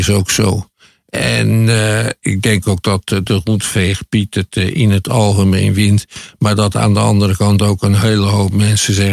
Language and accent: Dutch; Netherlands; als Nederlander, als witte Nederlander